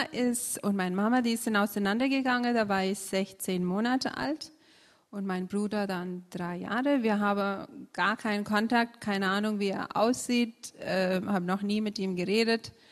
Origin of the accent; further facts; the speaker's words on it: India; now in Lauchringen, Germany; ich komme aus Indien, lebe seit 2000 in Lauchringen.